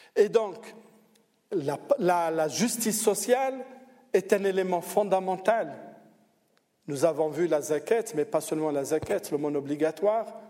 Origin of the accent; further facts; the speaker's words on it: Algeria; moved away as an adult; now in Switzerland; Moi, je viens d'Algérie, je suis venu d'Algérie